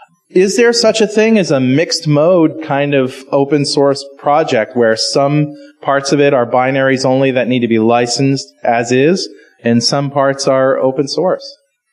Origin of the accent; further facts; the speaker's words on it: Connecticut, United States; But, you know, I'm from Connecticut, so I'm sort of used to that.